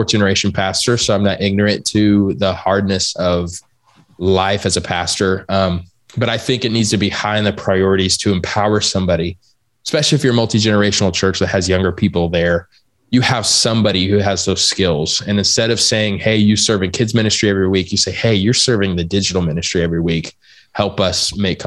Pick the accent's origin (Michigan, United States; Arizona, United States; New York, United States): Arizona, United States; I'm from Arizona. So like, I don't even know what a frozen lake is